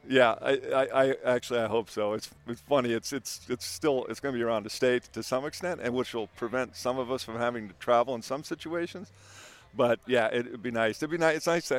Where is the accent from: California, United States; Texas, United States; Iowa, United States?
California, United States; San Diego; we're from San Diego. That's how we roll, man.